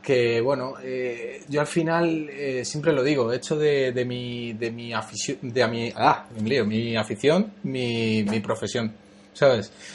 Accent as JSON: {"language": "Spanish", "town": "Madrid", "region": "Community of Madrid", "country": "Spain", "tie": "born or raised there", "also_born_or_lived": "Cuba", "said": "yo soy inmigrante, vine con ocho años a España, soy, somos de origen cubano"}